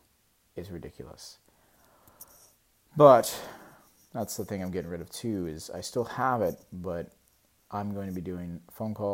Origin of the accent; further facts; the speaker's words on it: United States; I'm an American